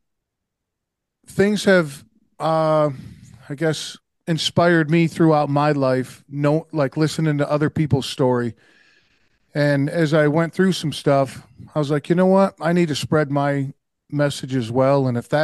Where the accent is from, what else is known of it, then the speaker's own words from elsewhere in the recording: Oneida, New York, United States; I was born and raised in Oneida, New York, and that's in the U.S.